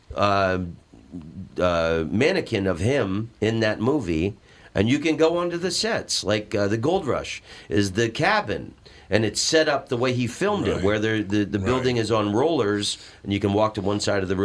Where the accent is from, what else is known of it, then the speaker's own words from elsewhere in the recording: Orlando, Florida, United States; I'm from Orlando, Florida, and we have all these amusement parks there